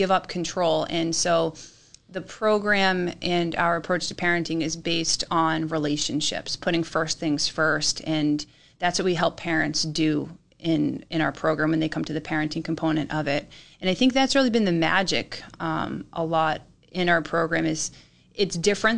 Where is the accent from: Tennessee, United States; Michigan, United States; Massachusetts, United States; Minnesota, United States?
Massachusetts, United States; Hingham; moved away as an adult; also born or lived in Vermont; now in New Hampshire, United States; I grew up in Massachusetts, too